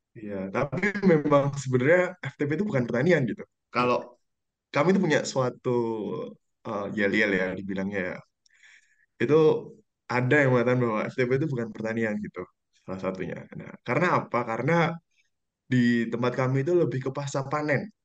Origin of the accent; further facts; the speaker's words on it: Yogyakarta, Special Region of Yogyakarta, Indonesia; aku dari Yogyakarta